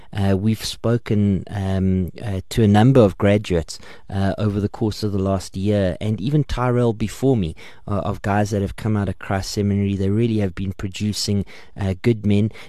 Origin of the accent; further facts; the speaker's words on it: Port Elizabeth, Eastern Cape, South Africa; Um, I'm from Port Elizabeth